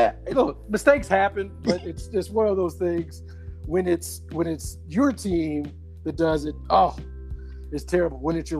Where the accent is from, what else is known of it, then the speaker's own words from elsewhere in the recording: Kentucky, United States; I'm from Kentucky.